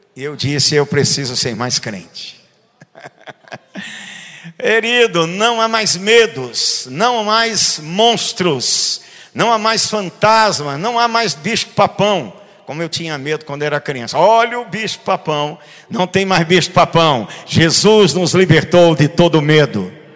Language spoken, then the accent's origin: Portuguese; Recife, Pernambuco, Brazil; eu brincava de castelos de areia na praia de Boa Viagem, Recife, onde eu nasci